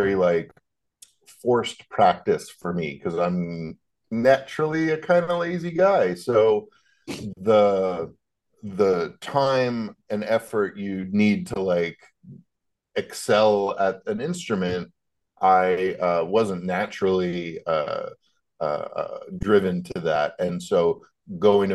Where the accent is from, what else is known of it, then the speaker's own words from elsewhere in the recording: Calgary, Alberta, Canada; moved away as an adult; also born or lived in Toronto; now in Nashville, United States; I grew up in Calgary out west, and then moved to Toronto